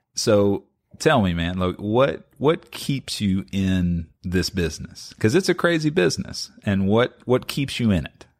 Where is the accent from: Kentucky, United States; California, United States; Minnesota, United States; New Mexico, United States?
Kentucky, United States; Lexington; I've born and raised in Lexington